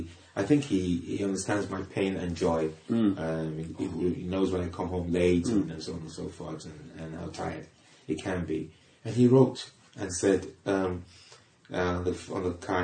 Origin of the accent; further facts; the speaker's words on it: Liverpool, North West England, United Kingdom; I'm British. I was born in Liverpool